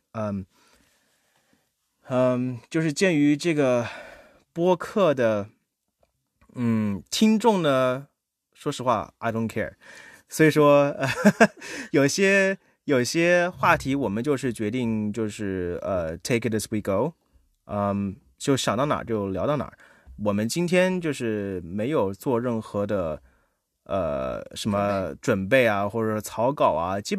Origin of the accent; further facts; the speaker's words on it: China; now in Germany; 我其实个人的感受在这边，作为中国人在德国这边已经快十年